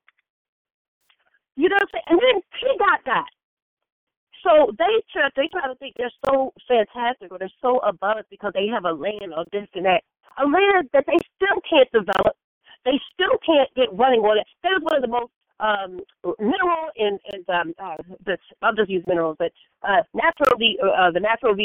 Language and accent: English; United States; as American blacks, because that's what I am. I consider myself an American black